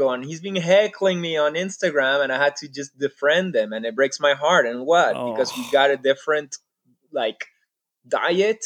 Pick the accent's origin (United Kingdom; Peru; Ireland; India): Peru; moved away; also born or lived in Canada; I grew up in Peru. I consider myself Peruvian.